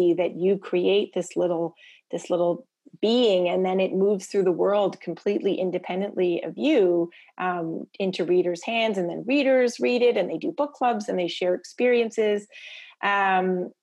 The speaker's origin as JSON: {"language": "English", "town": "Toronto", "region": "Ontario", "country": "Canada", "tie": "born or raised there", "also_born_or_lived": "Prince Edward Island", "said": "I grew up in Toronto and my parents are from Prince Edward Island"}